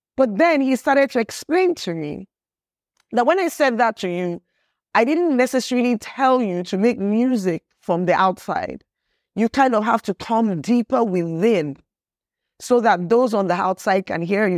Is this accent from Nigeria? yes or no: yes; Nigeria; everything that I am culturally as a human being, as a Nigerian